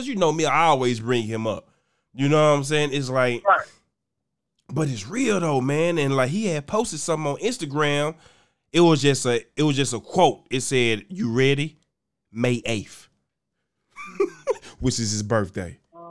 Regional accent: Arkansas, United States; I'm from Arkansas. Nigga, I got about 11 goddamn siblings.

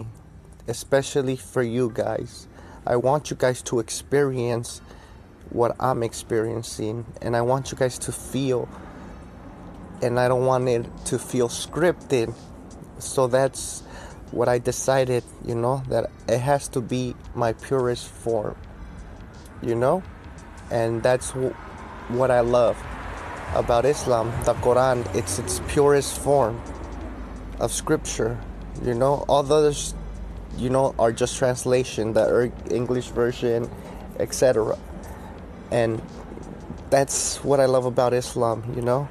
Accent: United States; I am American. First generation

